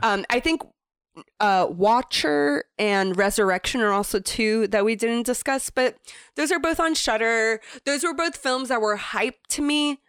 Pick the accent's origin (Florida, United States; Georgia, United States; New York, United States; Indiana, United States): Florida, United States; moved away; growing up in Florida